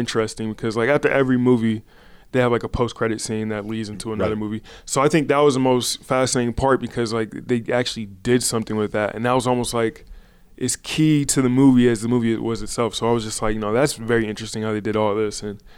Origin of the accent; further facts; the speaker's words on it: California, United States; growing up in Southern California, like Kobe is my Jordan.